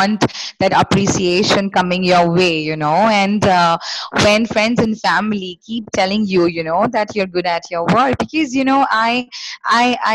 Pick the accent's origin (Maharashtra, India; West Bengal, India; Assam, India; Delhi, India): West Bengal, India; Kolkata; I am born and brought up in Kolkata, which is West Bengal in India.